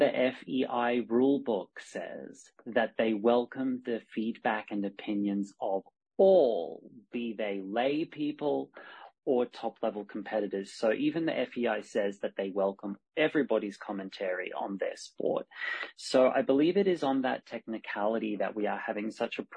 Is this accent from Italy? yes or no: no; Australia; now in Spain; I'm Australian by birth, but I live in Spain.